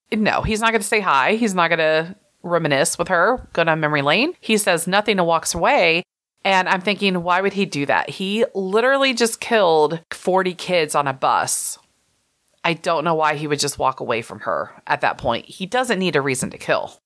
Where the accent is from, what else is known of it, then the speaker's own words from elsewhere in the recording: Texas, United States; I'm Texan